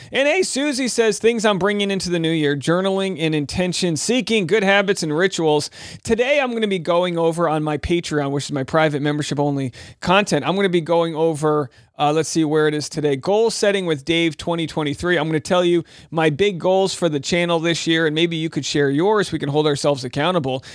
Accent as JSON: {"language": "English", "region": "New England", "country": "United States", "said": "I'm from New England"}